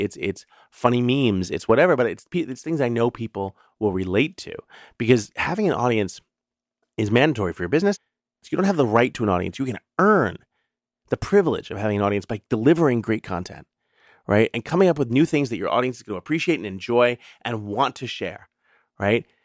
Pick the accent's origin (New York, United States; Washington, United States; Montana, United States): New York, United States; New York City; when I was growing up in the New York City public schools